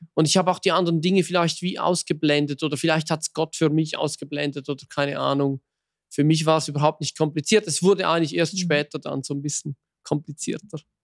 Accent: Switzerland; bei uns in der Schweiz

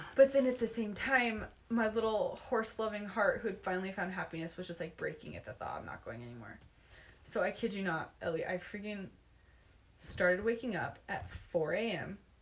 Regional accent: Utah, United States; growing up in Utah County

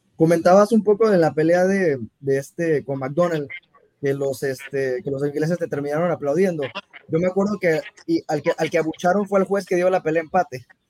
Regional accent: Mexico; yo soy, yo soy mexicano

